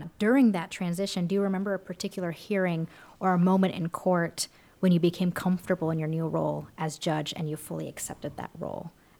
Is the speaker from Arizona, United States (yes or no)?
yes; Arizona, United States; also born or lived in New York; I was born in New York, and I was raised here. And I was never so proud to be an Arizonan